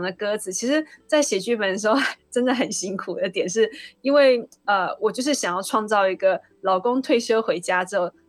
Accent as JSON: {"language": "Chinese", "country": "Taiwan", "said": "我们台湾人"}